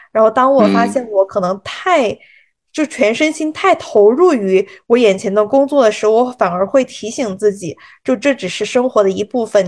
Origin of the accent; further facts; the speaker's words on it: China; moved away as an adult; now in United States; 我们中国人还是要跟着中国的这种农历走